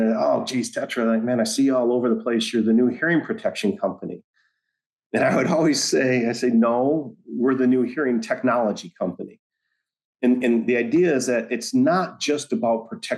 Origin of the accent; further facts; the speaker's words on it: Michigan, United States; moved away; I was born and raised in Michigan